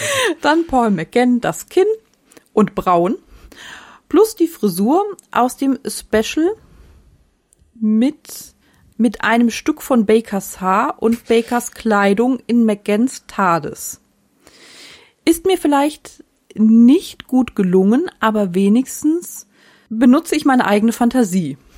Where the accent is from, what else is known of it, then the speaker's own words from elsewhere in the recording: the Freiburg area, Baden-Württemberg, Germany; Ich bin ja aus der Gegend, habe eine Zeit lang dort studiert